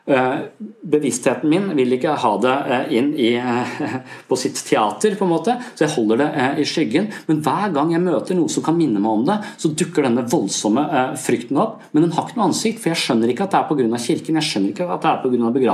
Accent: Tønsberg, Vestfold, Norway; Jeg er fra Tønsberg, så jeg skal besøke foreldrene mine.

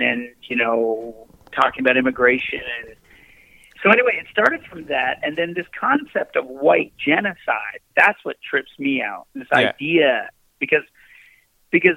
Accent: Newfoundland and Labrador, Canada; I grew up in Newfoundland

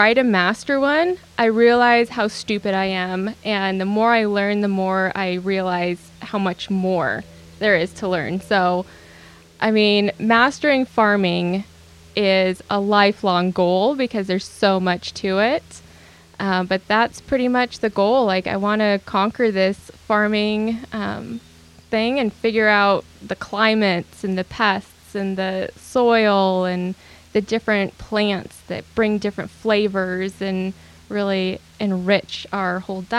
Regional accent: Bigfork, Montana, United States; moved away; also born or lived in Whitehall, Montana; So I grew up in Montana, in Big Fork during the winter and Whitehall during the summer

